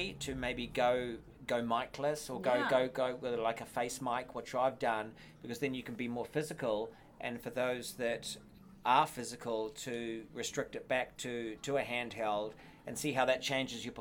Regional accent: New Zealand

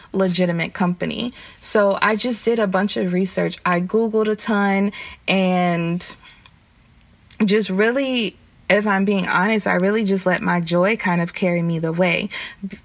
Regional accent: the South, United States; I'm from the South

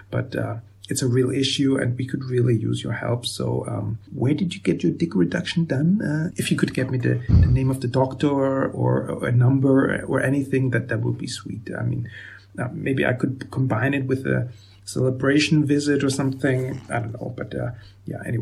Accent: Vienna, Austria; now in Germany; born and raised in Vienna, and right now I live in a tiny town in Germany with my wife and daughter.

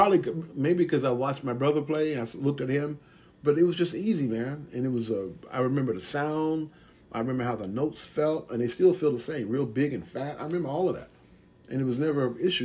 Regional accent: Atlanta, Georgia, United States; I grew up in Atlanta, Georgia

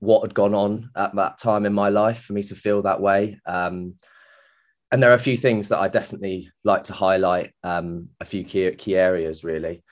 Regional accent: Manchester, North West England, United Kingdom; moved away as an adult; also born or lived in Florida; now in Banstead, United Kingdom; I grew up around in the Manchester area

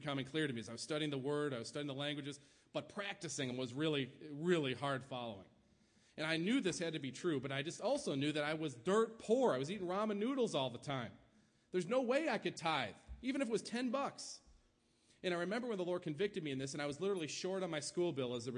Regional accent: New York, United States; now in Kansas, United States; my home state, New York

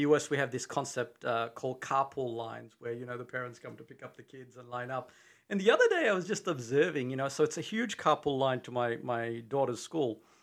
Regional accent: Australia; accent: Australian; moved away as an adult; now in Texas, United States; I'm from Australia

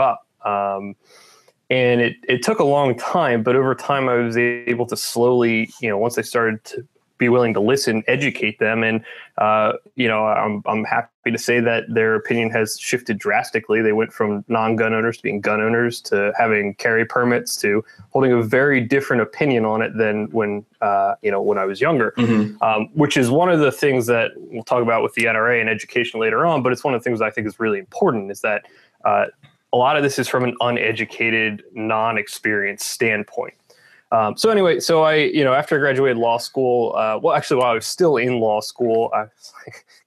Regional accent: Southeast Pennsylvania, United States; also born or lived in Binghamton, New York; I am from Pennsylvania, Southeast Pennsylvania, grew up here, was born here, grew up here

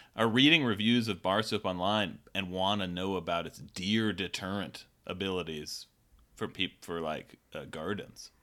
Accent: Kirkland, Washington, United States; I'm from Kirkland

